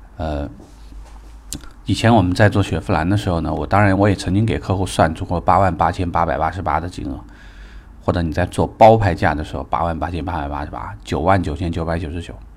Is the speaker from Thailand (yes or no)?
no; China; 我们是中国人